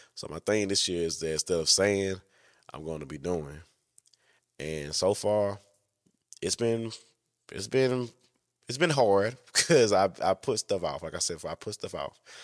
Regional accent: Louisiana, United States; I'm from Louisiana

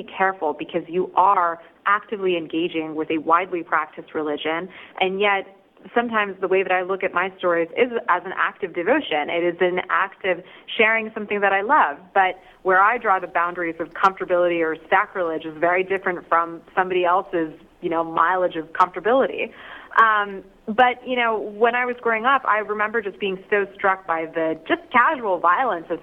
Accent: Atlanta, Georgia, United States; I grew up in Atlanta

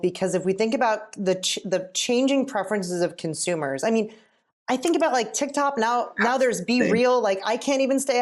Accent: Pennsylvania, United States; also born or lived in upstate New York; now in California, United States; I'm from the Pennsylvania area, went to school in upstate New York

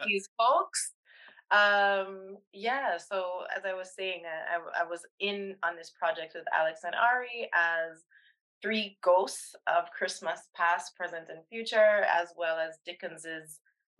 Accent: Jamaica; moved away; I'm from Jamaica originally. I'm actually here vacationing now

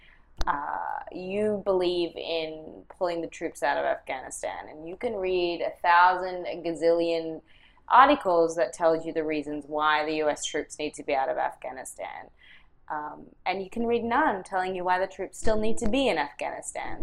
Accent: Australia; moved away; grew up in, you know, Australia and, yes, came here

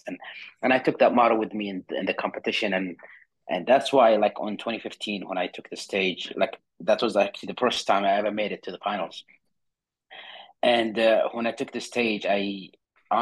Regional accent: Saudi Arabia; I was born and raised in Saudi Arabia in a small town on the south side

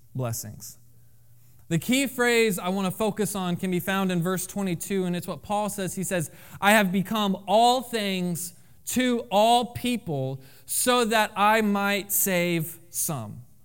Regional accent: Florida, United States; moved away; I am from Florida

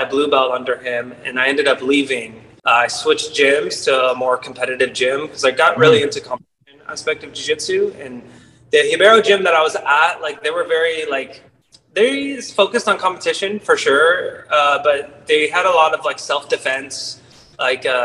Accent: Fairbanks, Alaska, United States; moved away as an adult; also born or lived in California / Iowa; now in Fulshear, United States; I was born and raised in Fairbanks, Alaska, originally

